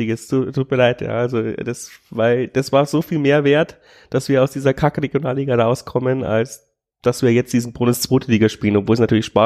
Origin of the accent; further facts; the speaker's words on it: Bavaria, Germany; ich komme aus der Nähe von Amberg.